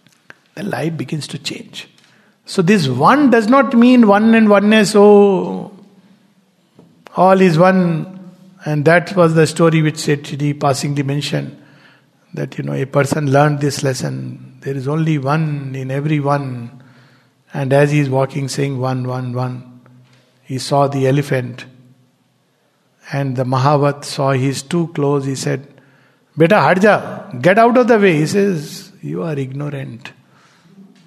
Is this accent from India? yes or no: yes; India; I'm an Indian, born Indian